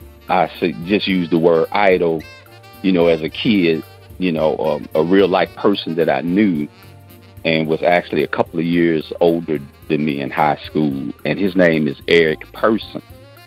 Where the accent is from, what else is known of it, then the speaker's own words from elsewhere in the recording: St. Louis, Missouri, United States; also born or lived in San Francisco; I was born in San Francisco, but I grew up in St. Louis.